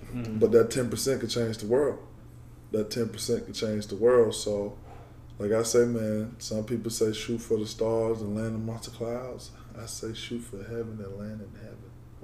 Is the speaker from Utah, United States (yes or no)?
no; Georgia, United States; moved away; I'm from Georgia. All my family is in Georgia